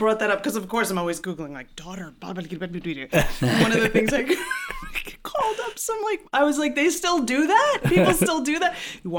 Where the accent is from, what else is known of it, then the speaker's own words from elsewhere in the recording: Syosset, New York, United States; moved away as an adult; now in Los Angeles, United States; I'm from Long Island.